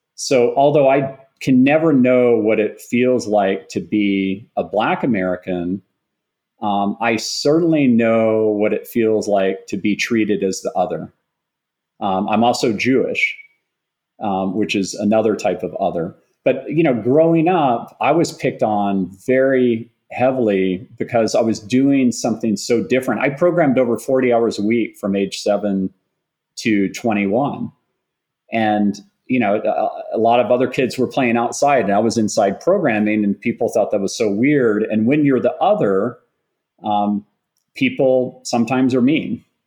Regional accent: Austin, Texas, United States; a young boy growing up in Austin

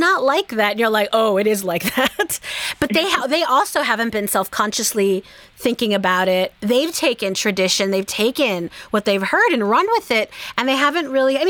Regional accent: Bay Area, California, United States; I grew up in the Bay Area in California

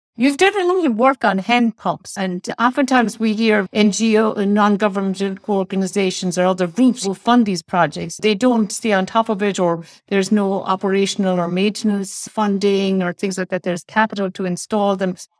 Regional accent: Ireland; I'm from Ireland

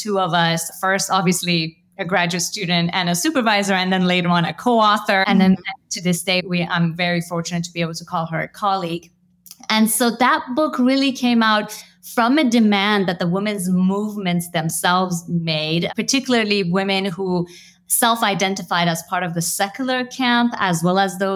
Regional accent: United States; as an Iranian American, I grew up mostly in the United States

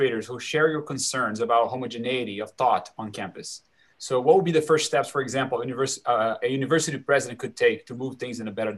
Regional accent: Brazil; English is a second language; moved away as an adult; also born or lived in Texas, United States; now in Austin, United States; I'm Brazilian by origin. I grew up in Brazil. I moved to the US as 26 years old, I think. So you can maybe tell by my accent

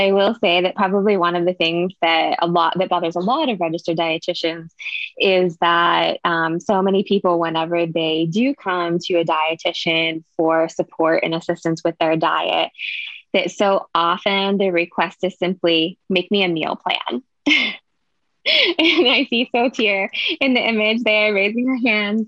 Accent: Pittsburgh, Pennsylvania, United States; moved away as an adult; now in Austin, United States; I'm actually from the Pittsburgh, Pennsylvania area

